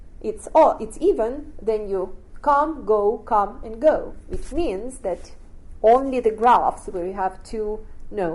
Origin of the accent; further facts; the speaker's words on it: Russia; moved away as an adult; And then I grew up in Russia